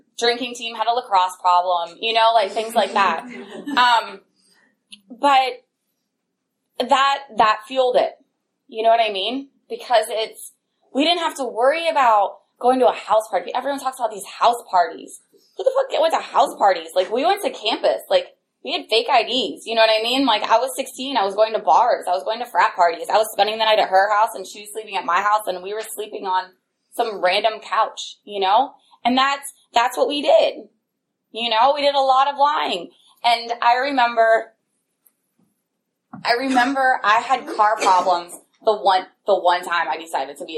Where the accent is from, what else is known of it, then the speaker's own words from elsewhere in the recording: Upper Arlington, Ohio, United States; growing up in Upper Arlington, it was a suburb of Columbus.